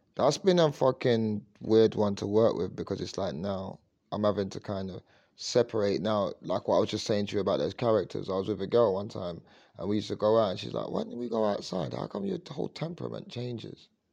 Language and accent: English; London, United Kingdom; I grew up in Leytonstone.